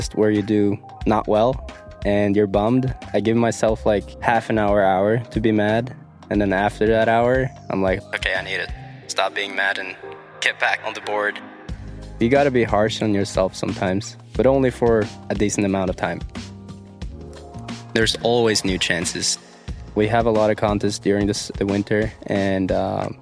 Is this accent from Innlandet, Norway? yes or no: yes; Dombås, Innlandet, Norway; I'm a snowboarder from Dombås, Norway, and I'm 23 years old.